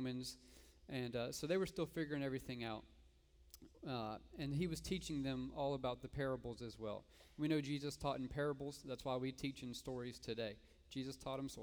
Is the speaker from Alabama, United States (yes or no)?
no; Jacksonville, Florida, United States; now in Sarasota, United States; I'm originally from Jacksonville